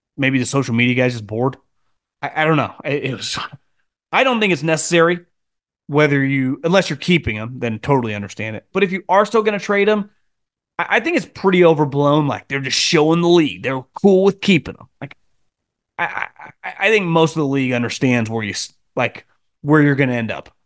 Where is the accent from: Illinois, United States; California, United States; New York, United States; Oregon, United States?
Illinois, United States; Chicago; I'm from Chicago